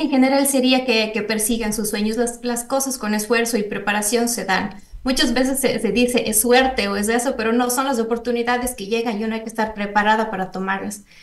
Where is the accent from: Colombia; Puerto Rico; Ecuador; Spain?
Ecuador; moved away as an adult; also born or lived in Costa Rica; mujeres en ciencias de Ecuador, unas en Ecuador, otras que estamos fuera por un cierto periodo